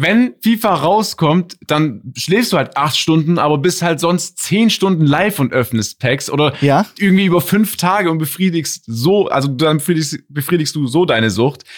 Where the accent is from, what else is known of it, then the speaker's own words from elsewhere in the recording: Stuttgart, Baden-Württemberg, Germany; ich komme aus Stuttgart. So, hier betont man manche Dinge anders. Ich sag auch 40 mit Ö gefühlt